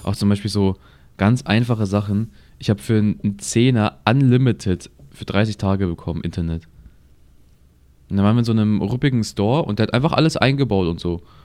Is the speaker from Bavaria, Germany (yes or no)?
yes; Munich, Bavaria, Germany; ich lebe jetzt, seitdem ich geboren bin in München